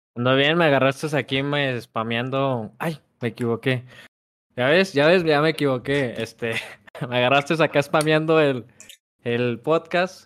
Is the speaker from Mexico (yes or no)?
yes; Zacatecas, Mexico; el cántico que, que practicamos en Zacatecas